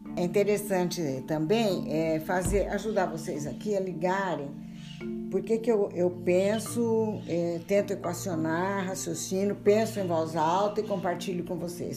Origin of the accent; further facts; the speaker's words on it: Brazil; nossa formação como brasileiros